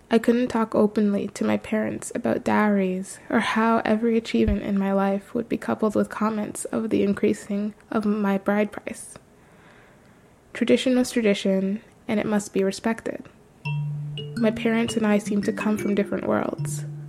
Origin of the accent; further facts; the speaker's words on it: Toronto, Ontario, Canada; my family lived in Toronto for two decades